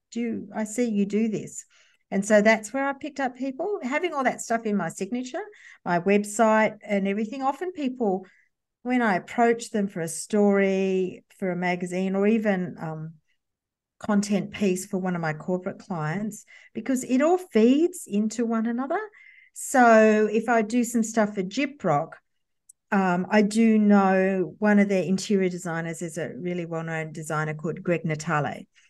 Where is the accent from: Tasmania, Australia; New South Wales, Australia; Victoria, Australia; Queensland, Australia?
New South Wales, Australia; Campbelltown; I grew up in a sort of, uh, uh, western suburbs of Sydney, and Campbelltown